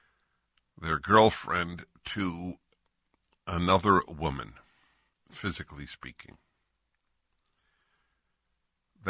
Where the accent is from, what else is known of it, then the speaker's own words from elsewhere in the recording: California, United States; I'm from California.